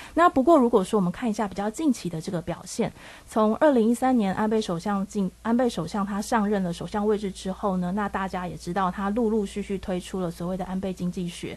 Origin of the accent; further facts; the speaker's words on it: Taiwan; 我们台湾人